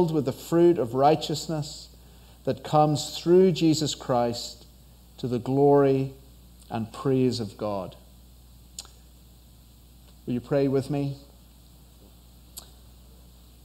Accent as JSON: {"language": "English", "region": "Northern Ireland", "country": "United Kingdom", "moved": "as an adult", "lives_now": "United States", "said": "I'm from Northern Ireland, on the other side of the Atlantic. So that's where the accent is from"}